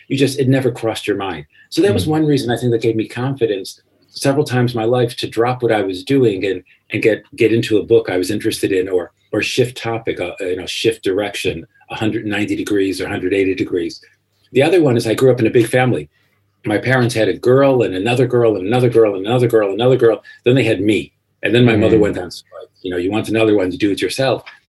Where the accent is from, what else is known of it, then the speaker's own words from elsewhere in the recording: American Midwest, United States; moved away as an adult; also born or lived in Paris, France; I grew up in the American Midwest